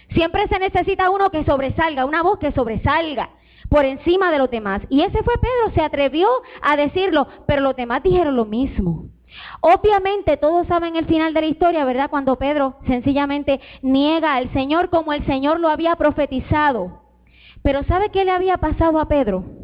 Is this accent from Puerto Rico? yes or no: yes; Puerto Rico; moved away; Mi hija Sara, cuando nosotros nos vinimos de Puerto Rico para acá, ella pasó por un trago bien difícil